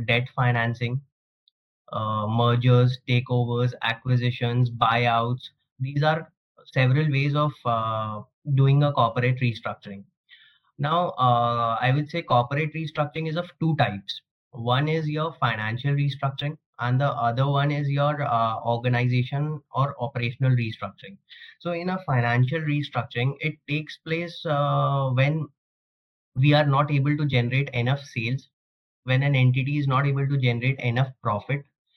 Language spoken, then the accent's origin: English; Kolkata, West Bengal, India; I am born and brought up in Kolkata, West Bengal